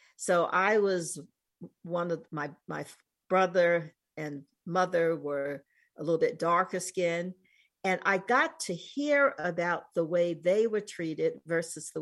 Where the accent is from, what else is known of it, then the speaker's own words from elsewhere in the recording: New York City, New York, United States; moved away as an adult; also born or lived in East Coast / West Coast; now in New Mexico, United States; I grew up in New York City and have lived on the East Coast, West Coast. I'm now in Southwest in New Mexico